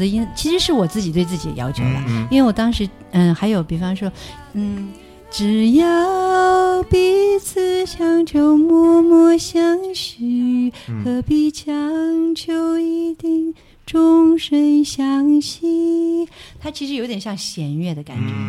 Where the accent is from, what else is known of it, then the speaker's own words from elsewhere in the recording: Jiangxi, China; 她人特别好，是我们江西人。